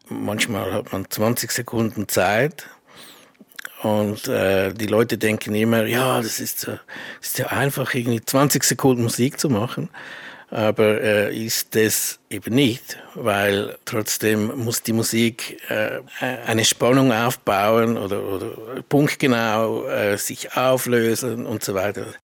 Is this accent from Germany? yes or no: no; Switzerland; ich bin ja auch Schweizer